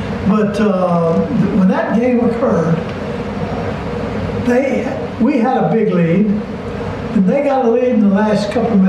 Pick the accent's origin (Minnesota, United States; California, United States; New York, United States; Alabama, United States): Alabama, United States; We liked Florida because we were raised in Alabama, coached in Georgia.